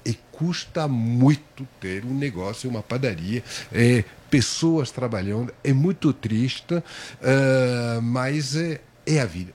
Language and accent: Portuguese; France; Portuguese is a second language; moved away as an adult; now in Brazil; Era francês, agora eu sou brasileiro